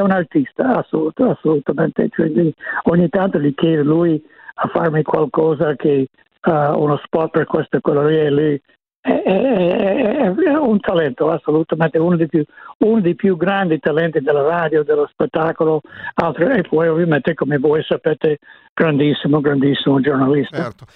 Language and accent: Italian; Evanston, Illinois, United States; Italian is a second language; moved away; sono da Evanston, appena nord di Chicago.